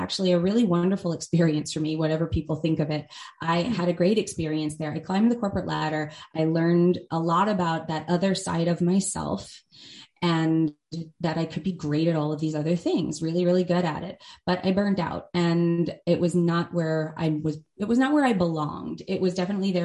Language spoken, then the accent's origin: English; United States; I grew up outside of New York City